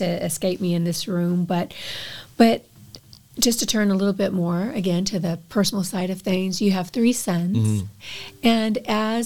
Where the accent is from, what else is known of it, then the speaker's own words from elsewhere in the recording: Texas, United States; as a Texan